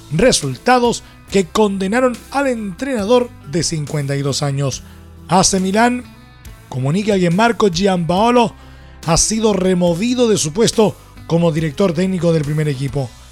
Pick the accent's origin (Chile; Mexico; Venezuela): Chile